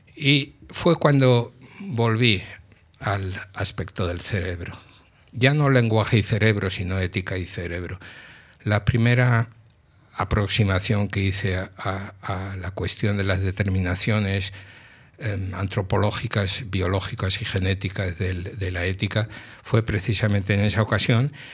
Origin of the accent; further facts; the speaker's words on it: Madrid, Community of Madrid, Spain; also born or lived in Mallorca; yo nací en Madrid